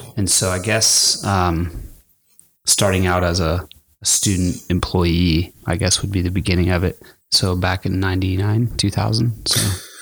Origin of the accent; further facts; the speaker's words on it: El Paso, Texas, United States; I grew up in El Paso, Texas